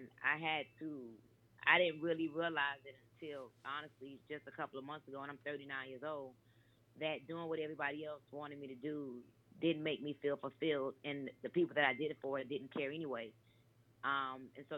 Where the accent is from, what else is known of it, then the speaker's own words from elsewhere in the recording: Miami, Florida, United States; also born or lived in New York / Atlanta, Georgia; I'm actually born in New York, but I was raised in Miami, Florida